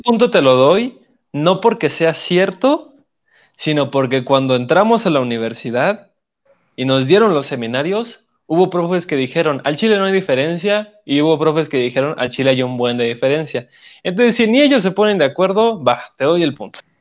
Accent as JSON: {"language": "Spanish", "region": "Oaxaca", "country": "Mexico", "also_born_or_lived": "Mexico City", "moved": "yes", "said": "yo como oaxaqueño, hasta que no dejé mi estado y eh, me fui a la ciudad"}